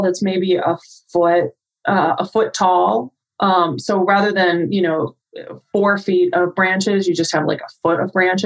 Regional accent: Arizona, United States; moved away; growing up in Arizona

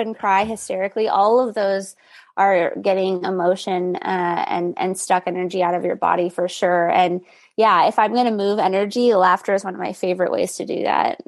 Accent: El Paso, Texas, United States; I grew up in El Paso

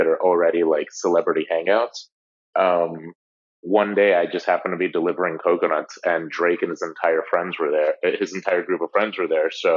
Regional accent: Guatemala; now in Miami, United States; we're from Guatemala

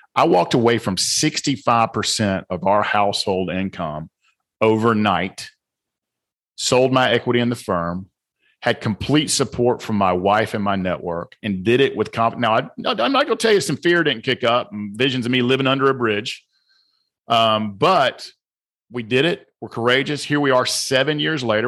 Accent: the South, United States; accent: southern; also born or lived in Georgia; my southern accent

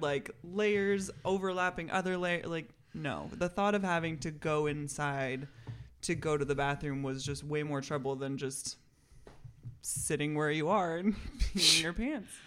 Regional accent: Seattle, Washington, United States; moved away as an adult; also born or lived in Montana / Los Angeles; now in Missoula, United States; growing up in the Seattle area

